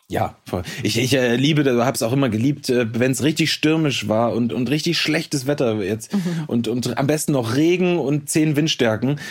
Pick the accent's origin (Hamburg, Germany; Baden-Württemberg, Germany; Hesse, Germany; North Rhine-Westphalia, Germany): Hamburg, Germany; moved away; also born or lived in Potsdam; ich komme ja quasi aus Hamburg, ähm, habe da auch nach wie vor immer noch ein, ein Stück weit mein Zuhause